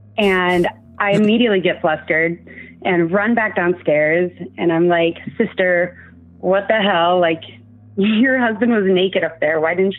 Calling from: Seattle, Washington, United States; And I'm from Seattle, Washington.

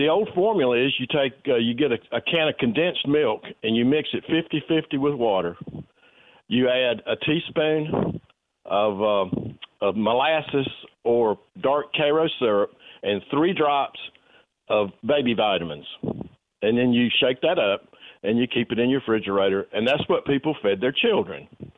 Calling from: Florence, United States; This is … from Florence.

